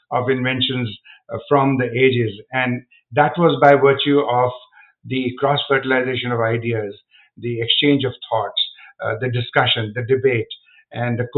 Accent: India; now in United States; I'm from India

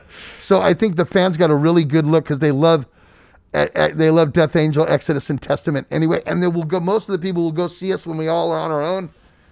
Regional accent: United States; especially America, because we're from the United States, gets all butthurt.

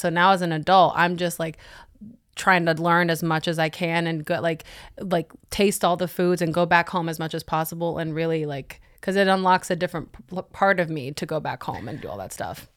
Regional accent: Puerto Rico; moved away as an adult; also born or lived in Los Angeles, United States; now in Atlanta, United States; I'm from Puerto Rico originally

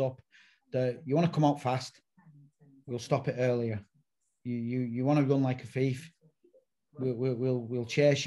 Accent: England, United Kingdom; Being an Englishman

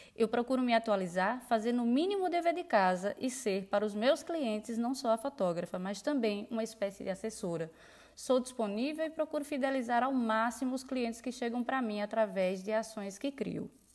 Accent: Petrolina, Pernambuco, Brazil; eu sou de Petrolina, Pernambuco, fotógrafa de família há quase dez anos aqui na região

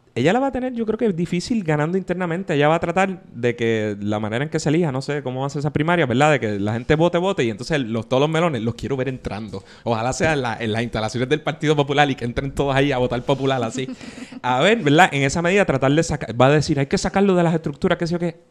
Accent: San Juan, Puerto Rico

